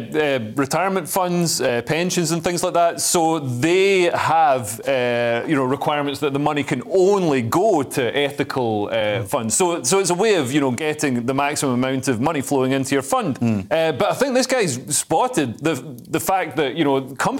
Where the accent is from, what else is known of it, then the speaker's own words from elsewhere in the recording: near Dumfries, Scotland, United Kingdom; now in London, United Kingdom; I'm from Scotland. And they're like, yeah, but where in Scotland? I'm from near Dumfries